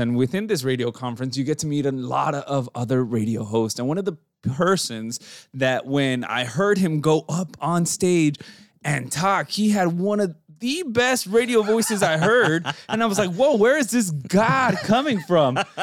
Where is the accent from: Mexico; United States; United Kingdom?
Mexico; moved away; growing up in Mexico